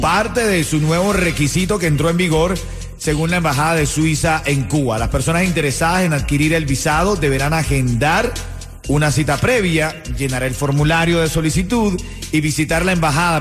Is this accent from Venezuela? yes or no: yes; Venezuela; now in Miami, United States; yo soy el venezolano del grupo.